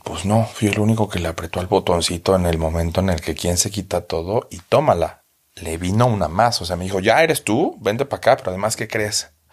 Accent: Mexico; moved away as an adult; now in Berlin, Germany; yo soy el gordito mexicano

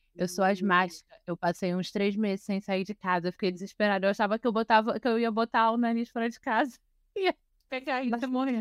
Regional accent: Rio de Janeiro, Brazil; Eu sou nascida e criada em Vila Isabel

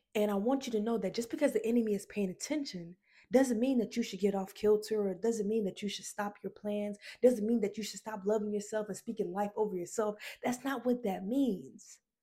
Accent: Decatur, Georgia, United States; also born or lived in Atlanta, Georgia; I'm from Decatur, Georgia

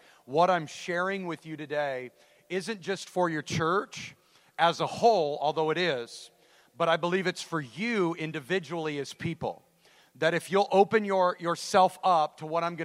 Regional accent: Idaho, United States; I'm from Idaho.

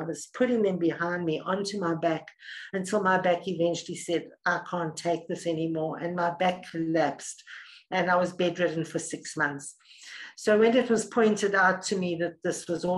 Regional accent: South Africa; also born or lived in Middle East; So I'm South African, born and bred in South Africa, lived here most of my life.

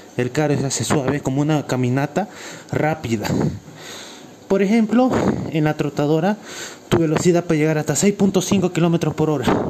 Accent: Cochabamba, Bolivia; Soy de Cochabamba, Bolivia.

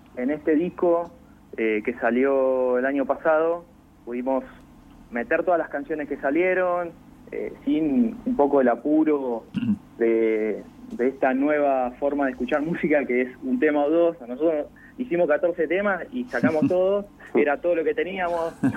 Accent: Castelli, Buenos Aires, Argentina; now in La Plata, Argentina; somos todos de Castelli, hay, el bajista Cristian y yo vivimos en La Plata

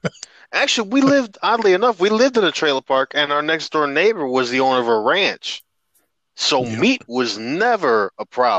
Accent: Chicago, Illinois, United States; moved away; also born or lived in Texas; being a city boy straight from Chicago, moving to a military city in Texas

